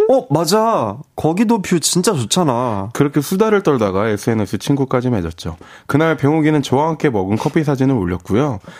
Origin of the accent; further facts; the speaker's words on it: Wonju, Gangwon, South Korea; 저 강원도 원주.